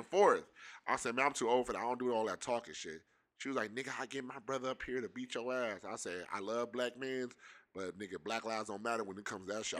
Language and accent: English; Pontiac, Michigan, United States; We both from the city, we from, we're both from Pontiac.